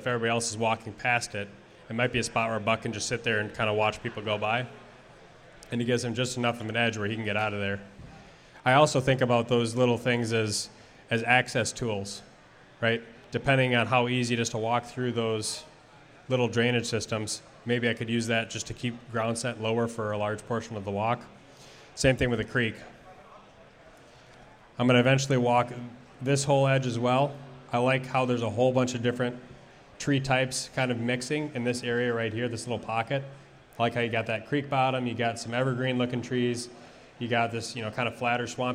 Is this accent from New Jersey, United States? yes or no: no; Wisconsin, United States; now in Minnesota, United States; I grew up in Wisconsin